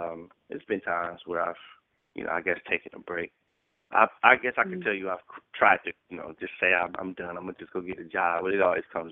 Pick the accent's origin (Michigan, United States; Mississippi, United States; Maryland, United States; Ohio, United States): Ohio, United States; Cleveland; now in New York City, United States; Born and raised in Cleveland, Ohio, living in New York City now